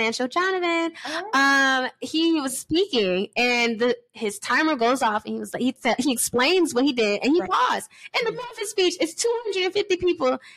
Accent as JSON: {"language": "English", "region": "New York", "country": "United States", "also_born_or_lived": "Georgia", "moved": "yes", "said": "my home state"}